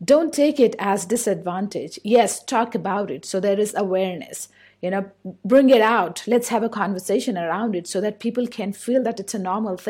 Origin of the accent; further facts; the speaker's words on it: India; English is a second language; I'm from India. So I've grown up here. I have a certain accent